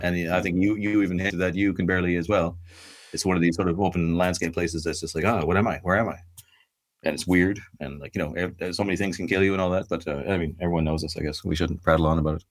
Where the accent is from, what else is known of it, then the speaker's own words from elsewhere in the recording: Ireland; I'm Irish, I'm living in Ireland